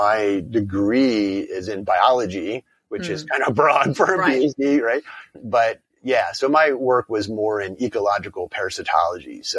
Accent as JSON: {"language": "English", "town": "Harrisburg", "region": "Pennsylvania", "country": "United States", "tie": "born or raised there", "moved": "yes", "said": "Grew up in South Central Pennsylvania outside of Harrisburg."}